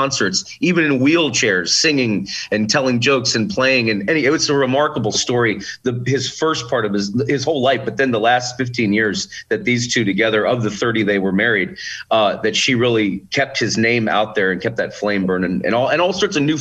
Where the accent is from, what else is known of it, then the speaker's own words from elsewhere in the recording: Midwest, United States; Being a kid in the 1980s, growing up in the Midwest